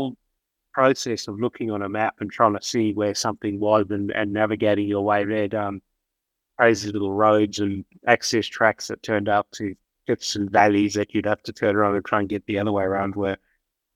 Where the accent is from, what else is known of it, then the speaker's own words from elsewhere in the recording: Perth, Western Australia, Australia; moved away as an adult; now in Margaret River, Australia; I'm from Perth, being there in a little town called Mother River for a lot of my adult life